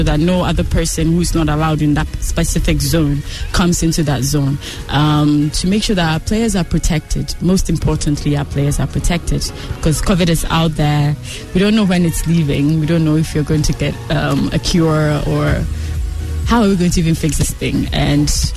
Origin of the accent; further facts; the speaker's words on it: Accra, Greater Accra, Ghana; I grew up in Danceman